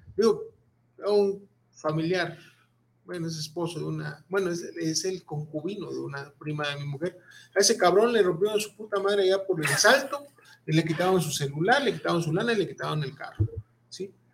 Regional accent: Mexico; somos mexicanos

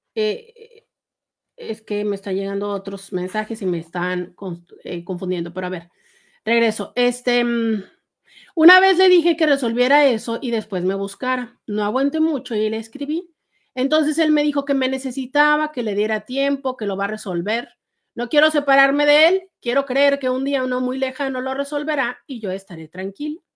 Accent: Mexico; No, soy de México, vivo en la ciudad de Tijuana, en la frontera norte con Estados Unidos

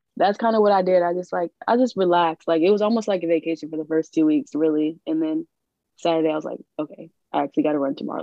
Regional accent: New Orleans, Louisiana, United States; I'm from New Orleans

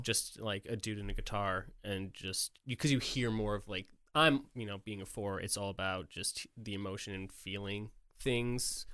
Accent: Poughkeepsie, New York, United States; moved away as an adult; now in Nashville, United States; I'm from New York

